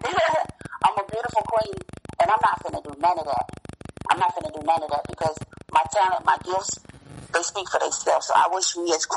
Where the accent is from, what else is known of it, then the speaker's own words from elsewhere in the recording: Gary, Indiana, United States; also born or lived in Chicago, Illinois; now in Fayetteville, North Carolina, United States; I was born and raised in Gary, Indiana